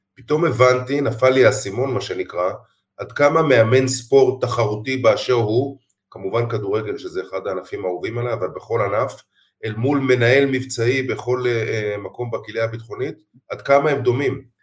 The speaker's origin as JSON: {"language": "Hebrew", "town": "Jerusalem", "region": "Jerusalem District", "country": "Israel", "tie": "born or raised there", "said": "אני ירושלמי במקור"}